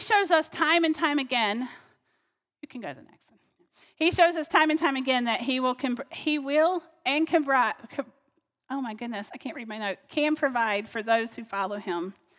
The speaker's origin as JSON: {"language": "English", "region": "North Carolina", "country": "United States", "moved": "yes", "lives_now": "Ohio, United States", "said": "I'm from North Carolina originally, so that's where I used to call home."}